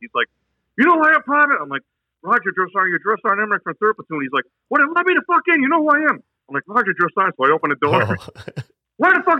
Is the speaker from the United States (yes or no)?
yes; New Hampshire, United States; I'm like, I'm from New Hampshire, drill sergeant. What do you do up in New Hampshire? I said, I'm a college student, drill sergeant.